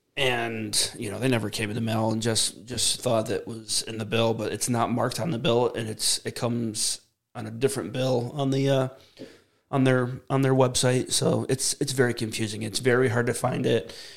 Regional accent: United States; 100% Native American, born and raised in the USA

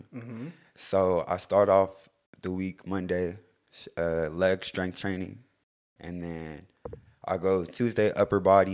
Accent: Lakewood, California, United States; I'm from Lakewood, California

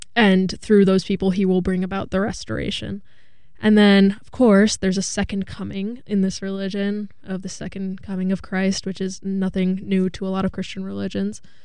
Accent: Hudson Valley, New York, United States; I'm from the Hudson Valley

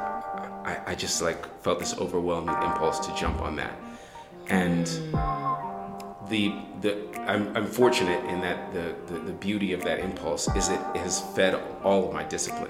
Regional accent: Kansas, United States; moved away; I'm a Nigerian-American who I was raised in the Midwest, Kansas. I'm a Kansas boy

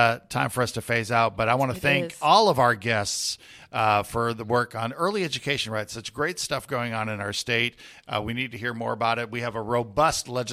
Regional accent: Puerto Rico; now in Houston, United States; I grew up in Puerto Rico

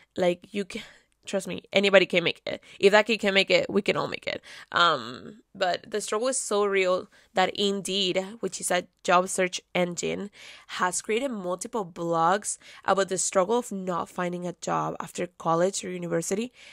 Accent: Caracas, Capital District, Venezuela; moved away; I was born and raised in Caracas, Venezuela

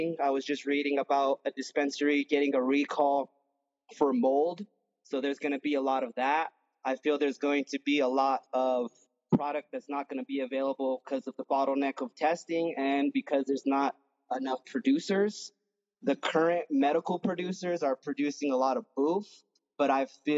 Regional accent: New Mexico, United States; also born or lived in California; my home state

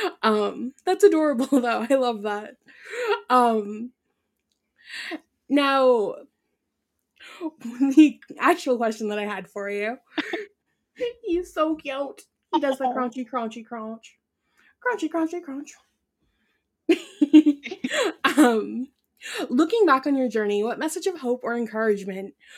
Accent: Ireland; first language Irish; English is a second language; moved away; I was born in Ireland, so they mostly spoke that over there

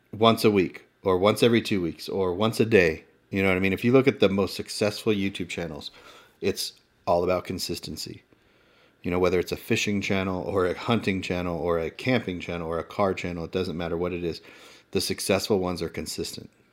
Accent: Inland Empire, Southern California, United States

